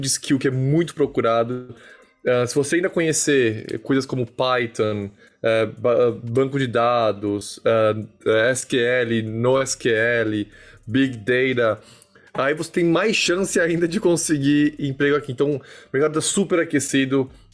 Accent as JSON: {"language": "Portuguese", "country": "Brazil", "also_born_or_lived": "Portugal", "moved": "as an adult", "lives_now": "United States", "said": "eu saí do Brasil falando um inglês ok"}